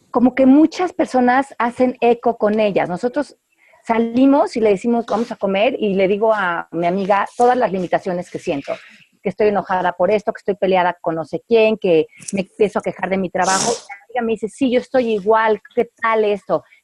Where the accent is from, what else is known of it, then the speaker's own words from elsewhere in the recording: Mexico; es que como yo soy mexicana, pues yo no puedo esto.